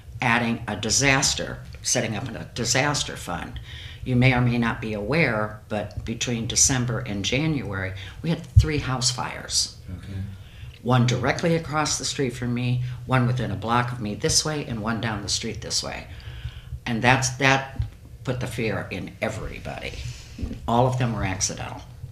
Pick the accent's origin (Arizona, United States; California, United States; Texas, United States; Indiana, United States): Indiana, United States; Angola; moved away as an adult; now in Fort Wayne, United States; I grew up in Angola in the 50s and the 60s.